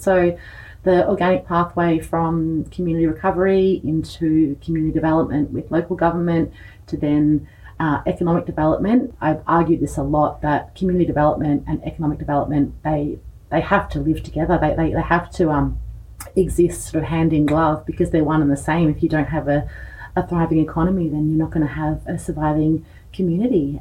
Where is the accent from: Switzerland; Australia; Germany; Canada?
Australia; East Gippsland, Victoria; moved away as an adult; I grew up here. Uh, I went to the Sarsfield Primary School